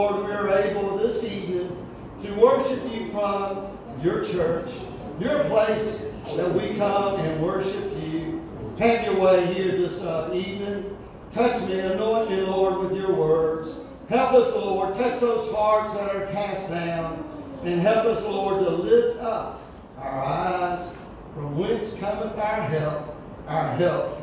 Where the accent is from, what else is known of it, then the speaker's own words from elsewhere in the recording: United States; Country I grew up in America